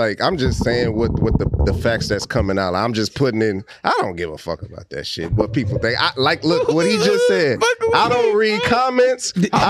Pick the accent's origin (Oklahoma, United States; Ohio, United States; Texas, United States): Texas, United States; Houston; we're from Houston.